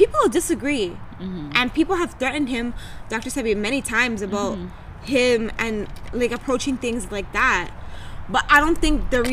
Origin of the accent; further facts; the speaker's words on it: Toronto, Ontario, Canada; accent: Toronto; A lot of people in Toronto come from the Caribbean, mm-hmm. right? So part of our accent or the way we talk mm-hmm. is based off that culture, that slang